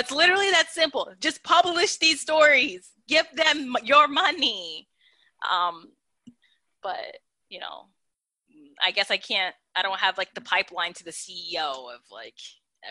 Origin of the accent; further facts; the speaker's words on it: upstate New York, United States; I'm from New York. I'm from upstate New York, but my dad's family lives in Brooklyn.